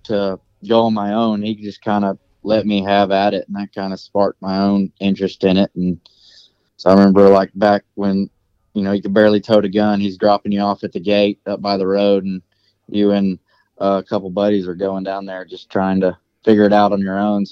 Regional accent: Georgia, United States; moved away as an adult; now in Cherokee, Oklahoma, United States; I grew up in Georgia. I guess I lived there 19 years, and then I've lived in Oklahoma for a little over 3 now.

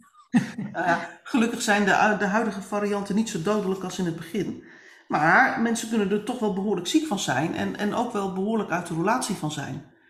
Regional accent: northern Netherlands, Netherlands; ik ben een Noorderling in hart en nieren

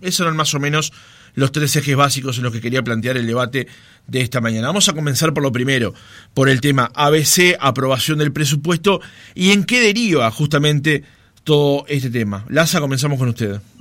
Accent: Montevideo, Uruguay; yo soy nacido y criado en Capurro

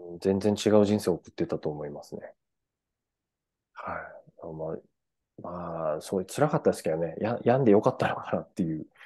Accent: Furano, Hokkaido, Japan; フラノ市出身なんです

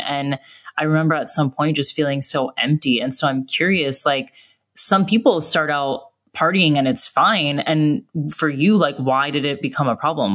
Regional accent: United States; moved away as an adult; also born or lived in Australia; I was an American living in Australia and nannying

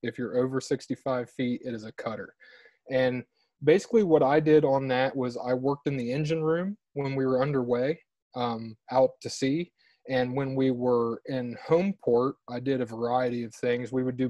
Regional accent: Morgan County, Southeast Ohio, United States; I'm from Southeast Ohio, a small county, Morgan County, Ohio. And I grew up on a beef cattle farm outside of a town of about 300 people.

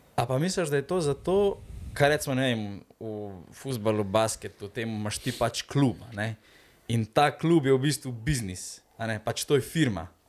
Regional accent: Slovenia

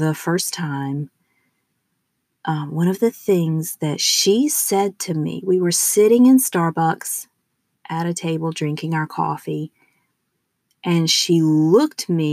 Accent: the southern United States, United States; accent: southern; I am from the southern part of the United States. So, although I have rigorously tried to rid myself of my southern accent, it has stuck

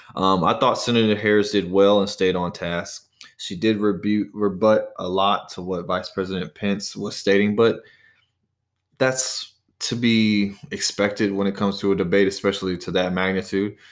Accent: Charlotte, North Carolina, United States; I'm no longer in my hometown of Charlotte, North Carolina, but I'm actually just down the road

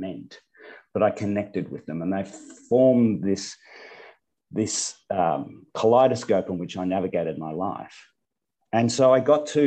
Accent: Bendigo, Victoria, Australia; also born or lived in Western Australia; in my hometown in Bendigo in central Victoria

